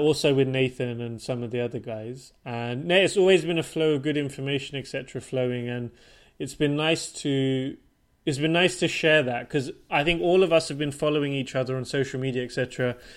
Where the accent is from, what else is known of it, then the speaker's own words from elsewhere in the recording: Portsmouth, South East England, United Kingdom; moved away as an adult; also born or lived in London / Switzerland / Denmark / Japan; now in Stockholm, Sweden; I was born and raised and grew up in the south coast of, of the UK in a city called Portsmouth